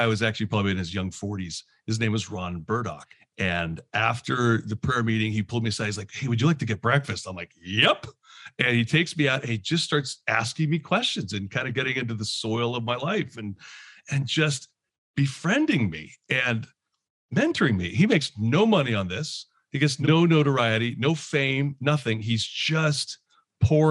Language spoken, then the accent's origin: English; Canada; moved away as an adult; also born or lived in London, Ontario / New Jersey; now in Philadelphia area, United States; I'm actually originally from Canada. I live in the Philadelphia area now